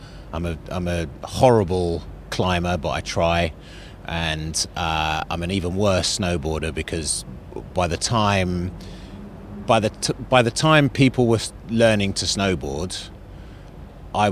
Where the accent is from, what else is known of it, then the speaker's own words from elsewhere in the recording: London, United Kingdom; also born or lived in Zambia / Northern Ireland; I was born in Zambia, and then we moved to Northern Ireland when I was 6, and we travelled around a lot, and I ended up in London when I was about 8